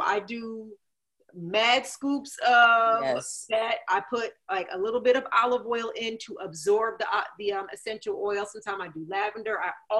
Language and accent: English; New Jersey, United States; I'm a Scorpio, I'm from Jersey